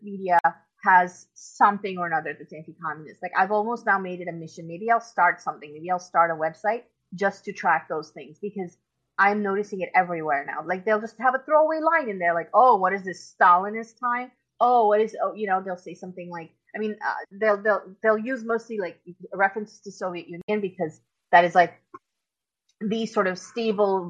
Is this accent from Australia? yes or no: no; Pakistan; moved away; I'm originally from Pakistan. If anybody doesn't know, I was born and grew up there for my first part of my life